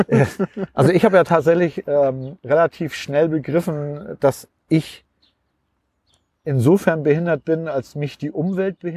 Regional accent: Hamburg, Germany; ich komme ja nun aus Hamburg, ne? Und da ist es so, mein Leben verläuft in ruhigen Bahnen.

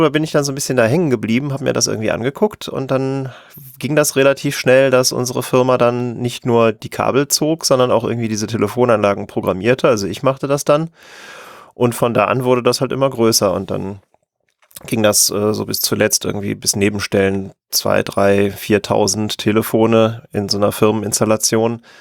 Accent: North Rhine-Westphalia, Germany; Ich komme aus der Nähe von Köln

